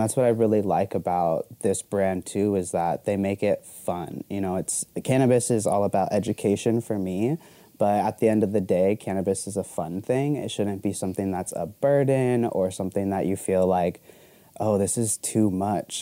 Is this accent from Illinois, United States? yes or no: no; Arizona, United States; also born or lived in Florida; I've lived in Arizona like all my life